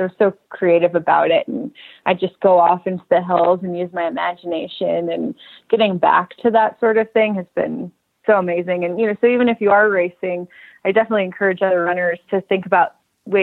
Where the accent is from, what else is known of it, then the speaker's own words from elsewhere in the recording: Southern California, United States; I grew up in Southern California